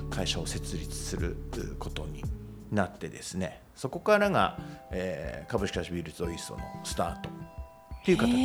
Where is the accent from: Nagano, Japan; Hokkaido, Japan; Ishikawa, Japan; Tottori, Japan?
Hokkaido, Japan; Kitami; now in Numazu, Japan; 北見盆地なんで暑いだけで近くのオホーツク海とか行っちゃうとその寒いんで